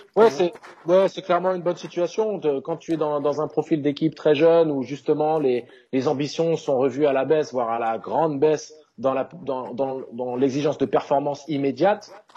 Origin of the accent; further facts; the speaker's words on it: France; en tant que Français